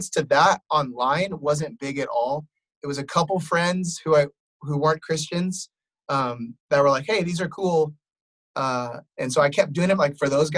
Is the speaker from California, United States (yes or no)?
no; Wheaton, Illinois, United States; I grew up on Wheaton College campus.